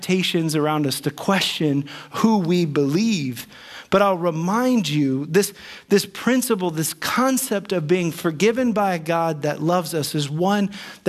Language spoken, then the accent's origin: English; United States; I'm American